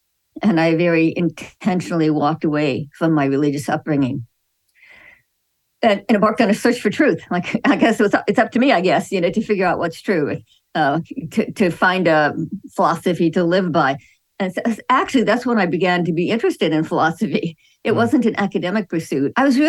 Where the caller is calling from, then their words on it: Houston, Texas, United States; I'm calling in from Houston. I teach at Houston Christian University.